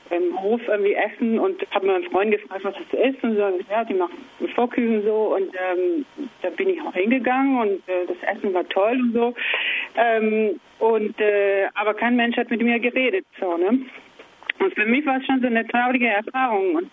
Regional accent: Argentina; German is a second language; now in Kassel, Germany; Ich komme äh, ursprünglich aus Argentinien

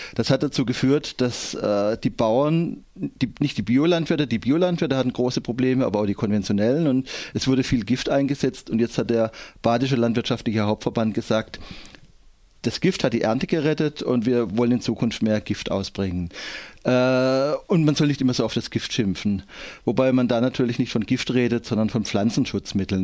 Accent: Endingen, Baden-Württemberg, Germany; Ich komme aus Endingen

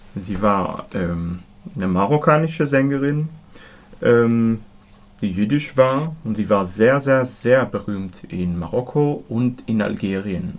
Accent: Israel; moved away; ich bin in Israel aufgewachsen

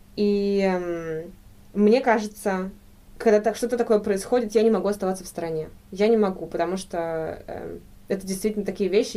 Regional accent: Saint Petersburg, Russia; moved away as an adult; now in Freiburg, Germany; Я из Петербурга, родители мои петербуржцы, и я, э, в принципе, до э, первые свои 22 года провела в России. Ага. Только после этого переехала в Германию.

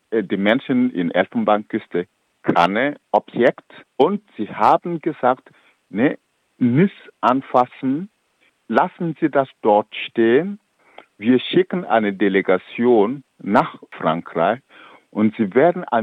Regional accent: Burkina Faso; German is a second language; Ich komme aus Burkina Faso, ich weiß, wie es in Burkina Faso zum Beispiel läuft.

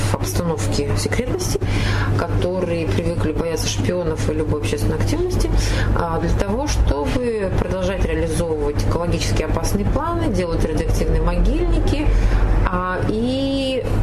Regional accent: Chelyabinsk, Chelyabinsk Oblast, Russia; Она говорит, а из какого города? Мы говорим, из Челябинска.

